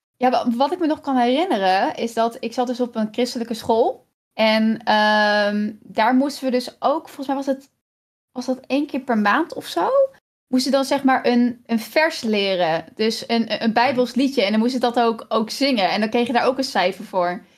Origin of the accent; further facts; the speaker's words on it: Kampen, Overijssel, Netherlands; moved away; ik ben dus opgegroeid in Kampen, in echt een groot huis